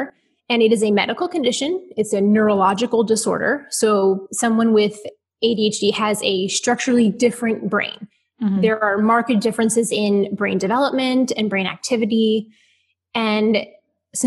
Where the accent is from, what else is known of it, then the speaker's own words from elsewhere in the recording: Ohio, United States; now in Houston, United States; I am an Ohio girl